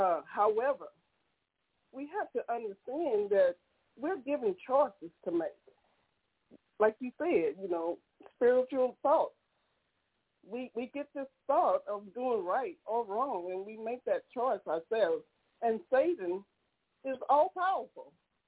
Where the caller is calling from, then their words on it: Tyler, Texas, United States; I'm calling from Tyler, Texas.